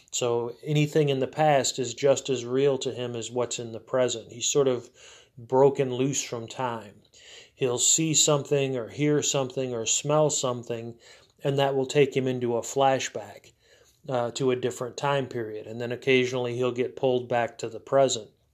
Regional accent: United States; as an American, as someone who has more firsthand knowledge of American culture

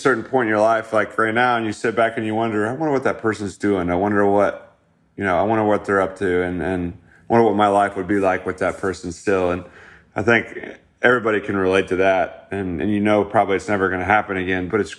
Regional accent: Midwest, United States; moved away; my hometown feel of that Midwest flair that I come from

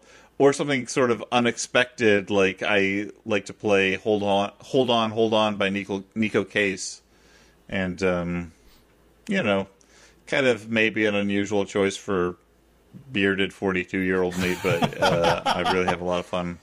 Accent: New York, United States; I, as a New Yorker, haven't driven in a serious way for nigh on 17 years now.

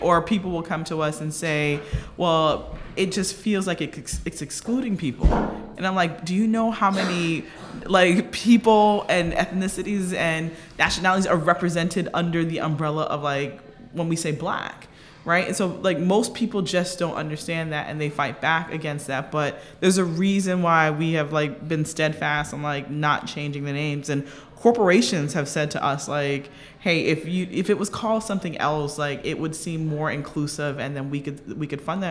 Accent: Delray Beach, Florida, United States; moved away; I'm originally from Delray Beach, Florida

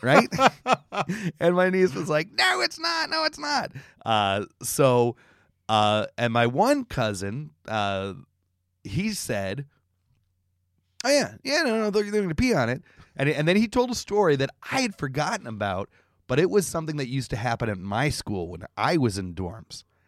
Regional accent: Canada; moved away; I'm Canadian.

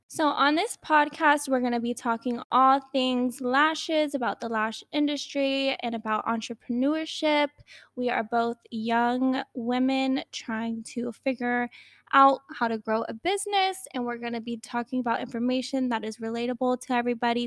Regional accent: Newport News, Virginia, United States; I grew up in Virginia, Newport News, Virginia

